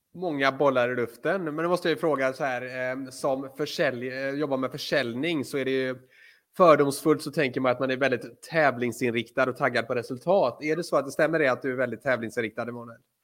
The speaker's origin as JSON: {"language": "Swedish", "town": "Floda", "region": "Västra Götaland", "country": "Sweden", "tie": "born or raised there", "said": "Floda, vilket även är min hemort"}